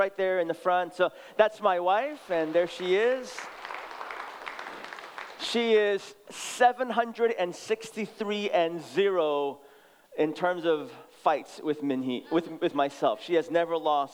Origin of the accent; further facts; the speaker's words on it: San Francisco, California, United States; also born or lived in Seoul, South Korea; I was born in Seoul, South Korea, and immigrated when I was 6 years old. Immigrated directly to San Francisco, so we grew up in the city.